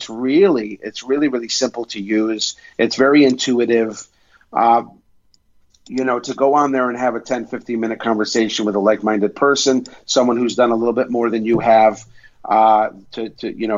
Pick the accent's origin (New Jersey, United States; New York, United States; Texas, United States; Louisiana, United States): New York, United States; Utica; my hometown, Utica, New York